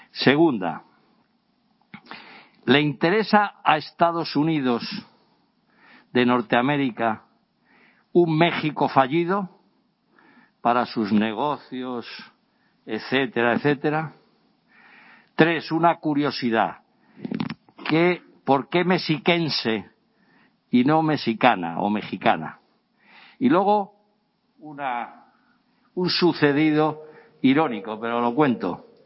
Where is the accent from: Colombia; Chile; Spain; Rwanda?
Spain; pedir perdón por como español.